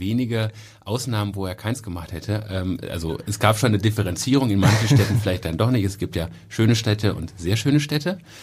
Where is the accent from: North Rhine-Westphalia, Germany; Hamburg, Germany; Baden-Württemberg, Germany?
North Rhine-Westphalia, Germany; Cologne; ich bin selber in Köln geboren